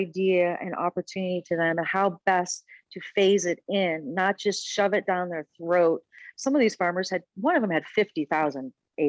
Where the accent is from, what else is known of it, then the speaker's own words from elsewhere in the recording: Bloomfield Hills, Michigan, United States; moved away as an adult; also born or lived in Florida / Aspen, Colorado; now in Denver, United States; I grew up in Bloomfield Hills, Michigan, went to a convent